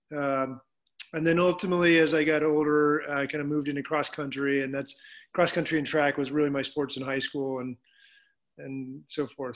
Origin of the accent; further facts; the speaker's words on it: Reno, Nevada, United States; I grew up in Reno, Nevada.